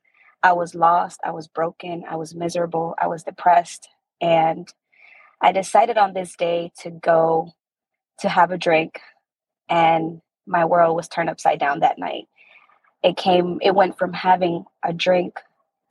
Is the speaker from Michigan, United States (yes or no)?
no; Maryland, United States; I'm from Maryland